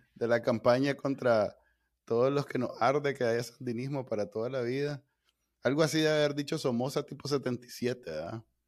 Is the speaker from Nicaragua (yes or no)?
yes; Nicaragua; los latinos, nosotros, los nicaragüenses